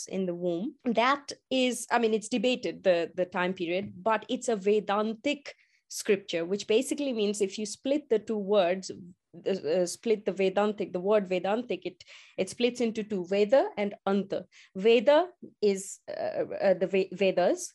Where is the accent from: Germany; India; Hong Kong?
India; moved away; as I grew up in India